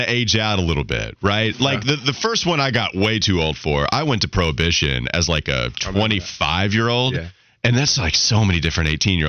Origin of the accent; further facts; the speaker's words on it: Catawba County, North Carolina, United States; I'm from Catawba County.